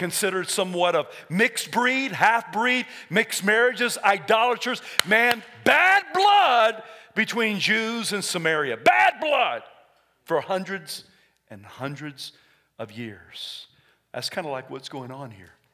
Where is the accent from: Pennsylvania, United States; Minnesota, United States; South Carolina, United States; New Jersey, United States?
South Carolina, United States; I was raised in South Carolina